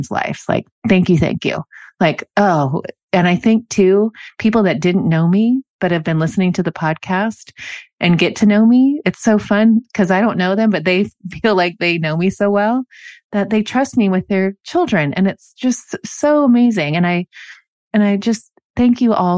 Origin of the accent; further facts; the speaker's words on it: Normandy Park, Washington, United States; I grew up in Normandy Park